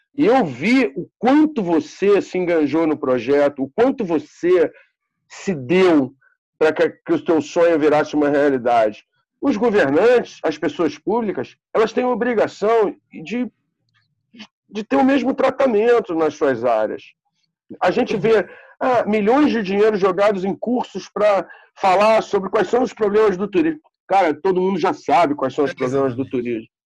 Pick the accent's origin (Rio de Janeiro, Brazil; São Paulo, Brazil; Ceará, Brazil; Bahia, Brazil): Rio de Janeiro, Brazil; Nós somos cariocas da Gema, nascidos e criados na cidade. Eu moro na Gávea desde que eu nasci